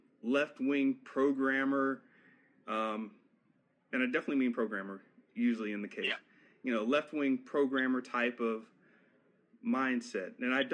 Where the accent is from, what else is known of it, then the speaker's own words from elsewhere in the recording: Florida, United States; I was raised in Florida